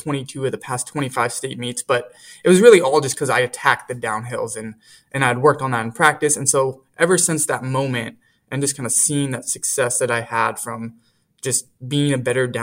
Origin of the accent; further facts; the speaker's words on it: Fresno, California, United States; growing up in Fresno, the state championship meet for high schools and community college actually is at Woodward Park here in Fresno, and it's literally across the street from where I live.